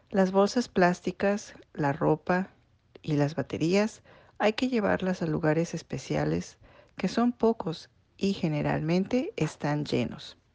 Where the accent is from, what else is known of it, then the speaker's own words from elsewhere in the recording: Mexico; moved away as an adult; also born or lived in Japan; now in Michigan, United States; Hola a todos … soy mexicana. Me casé con un japonés y por esta razón me mudé a Japón hace 23 años.